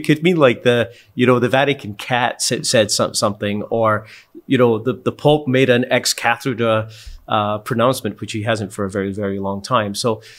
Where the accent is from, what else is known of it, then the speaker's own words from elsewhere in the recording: Scotland, United Kingdom; I'm from Scotland, and a pitch for us means a soccer field.